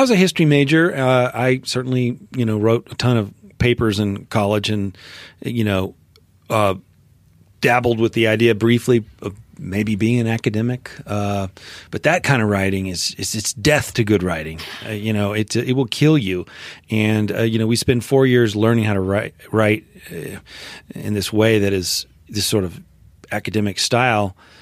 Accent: Memphis, Tennessee, United States; moved away as an adult; I grew up in Memphis, Tennessee

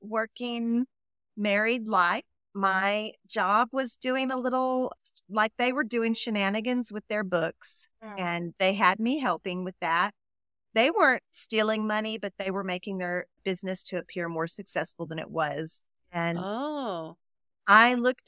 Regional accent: Texas, United States; also born or lived in Colorado; I am a Texan. I was actually born in Colorado, but my mom moved me here when I was 2, so I have Texas deep in my root for sure.

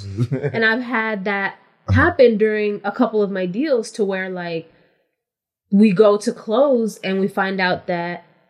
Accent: West Coast, United States; And I'm from the West Coast, so everybody just called me ….

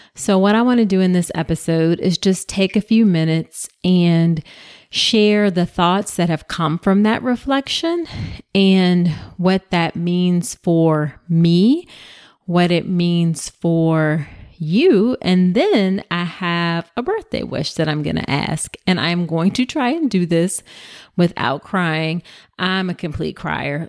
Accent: Hampton, Virginia, United States; We grew up in Hampton, Virginia

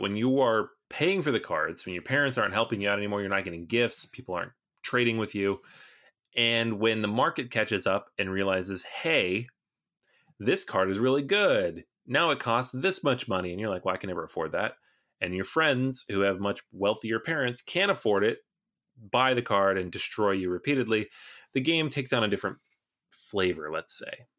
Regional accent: Seattle, Washington, United States; I grew up in Seattle area where the game was launched

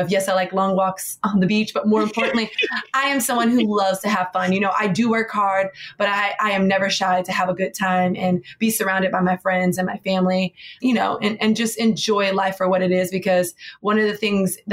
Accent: Miami, Florida, United States; now in New York City, United States; Born and raised in Miami, Florida.

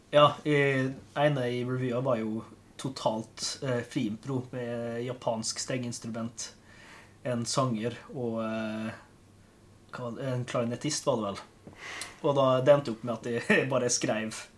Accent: Molde, Møre og Romsdal, Norway; now in Kristiansand, Norway; hvis dere stusser på dialekt, så er jeg fra Molde

